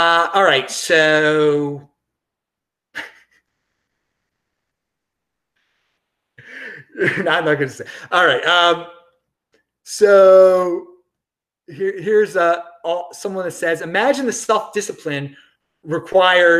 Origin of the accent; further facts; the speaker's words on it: Baltimore, Maryland, United States; I'm from Baltimore